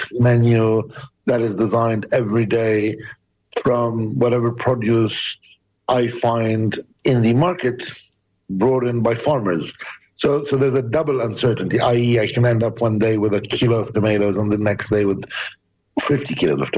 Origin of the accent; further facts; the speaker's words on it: Bethlehem, West Bank, Palestine; I'm from Bethlehem